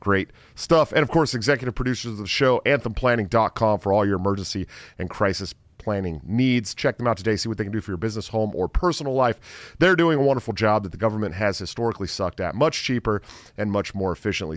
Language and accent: English; Antioch, California, United States; I'm from uh, Antioch, California, right outside of Oakland